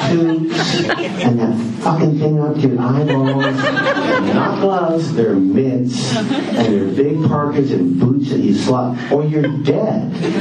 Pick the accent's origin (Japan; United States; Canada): Canada; Kingston, Ontario; I'm from Kingston.